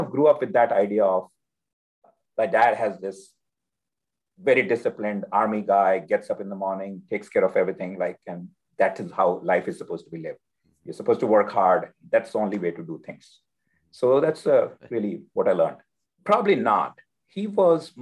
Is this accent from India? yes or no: yes; India; now in Austin, United States; As a child, I grew up in India.